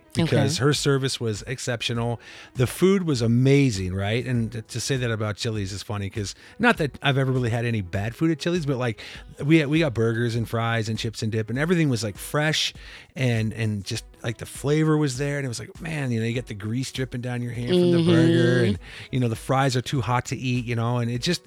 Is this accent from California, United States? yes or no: no; Iowa, United States; moved away; I'm from Iowa